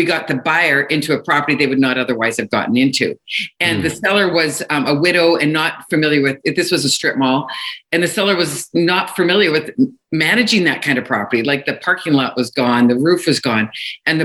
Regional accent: Kelowna, British Columbia, Canada; also born or lived in Alberta; I'm from Kelowna, British Columbia, Canada. But I started my real estate career in Alberta

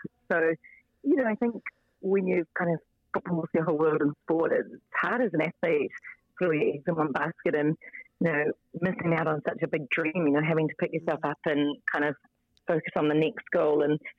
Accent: Auckland, New Zealand; also born or lived in Hong Kong; I'm an Aucklander, North Shore girl. So, yep. So, done all my years here, but obviously been away for the past 8 years.

